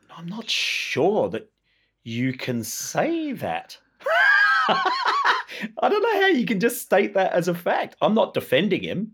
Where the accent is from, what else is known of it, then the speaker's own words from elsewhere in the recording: Tasmania, Australia; also born or lived in Hobart, Tasmania / Queenstown, Tasmania; I was born in Hobart, but I, I kind of spent the first couple of years of my life growing up on the west coast of Tasmania.